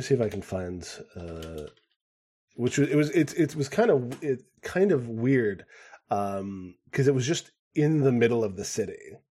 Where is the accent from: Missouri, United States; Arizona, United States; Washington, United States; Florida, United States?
Arizona, United States; Phoenix; in my hometown, Pho-, in Phoenix when I grew up